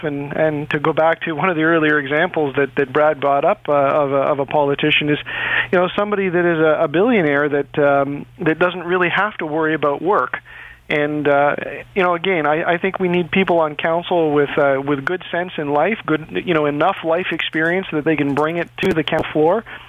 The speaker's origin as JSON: {"language": "English", "town": "Toronto", "region": "Ontario", "country": "Canada", "tie": "born or raised there", "said": "I grew up in Etobicoke"}